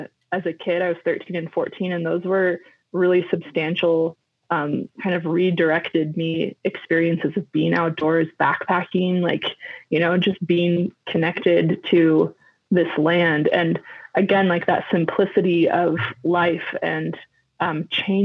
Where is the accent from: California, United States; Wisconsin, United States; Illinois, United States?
California, United States; Bay Area; moved away as an adult; also born or lived in Northern Argentina; as a kid, I grew up in the Bay Area